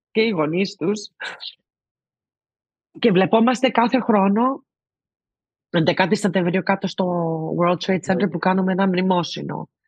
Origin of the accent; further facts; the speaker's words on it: Greece; Και εννοείται ότι επειδή είμαστε Έλληνες είχαμε ένα special ε, δεσμό.